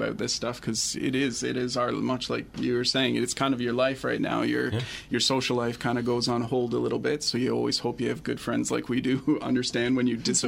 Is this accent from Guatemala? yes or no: no; Guelph, Ontario, Canada; now in Blyth, Canada; I come from Guelph, which is a very friendly city on its own